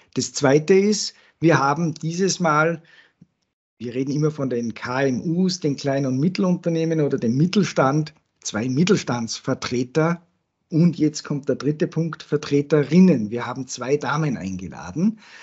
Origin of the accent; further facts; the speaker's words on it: Salzburg, Austria; als Salzburger